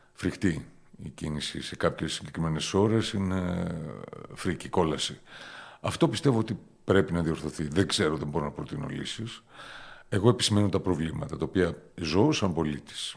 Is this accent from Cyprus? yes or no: yes; Famagusta, Famagusta District, Cyprus; also born or lived in Athens, Greece / Thessaloniki, Greece / Germany / England; now in Limassol, Cyprus; Γεννήθηκα στην Αμόχωστο πριν 53 χρόνια